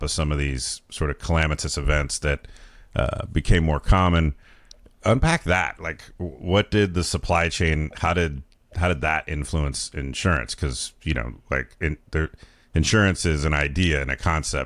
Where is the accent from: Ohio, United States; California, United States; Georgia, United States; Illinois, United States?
California, United States; I'm a Californian